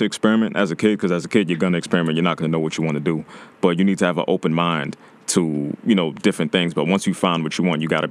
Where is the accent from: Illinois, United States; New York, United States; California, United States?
New York, United States; New York City; I'm from Brooklyn, New York, East New York